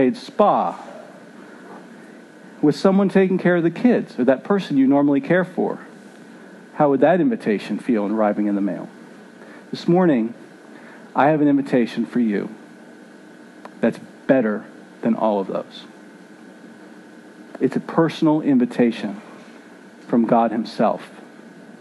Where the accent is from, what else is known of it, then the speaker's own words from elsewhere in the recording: Philadelphia, Pennsylvania, United States; Growing up in Philly